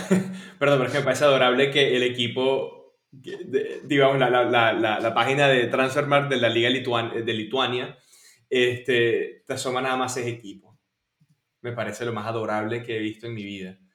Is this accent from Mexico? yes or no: no; Venezuela; como venezolano